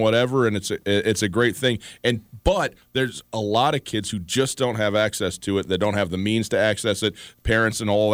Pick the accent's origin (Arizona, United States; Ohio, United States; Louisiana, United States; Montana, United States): Montana, United States; Polson; I grew up on the Polson golf course because my grandparents lived there.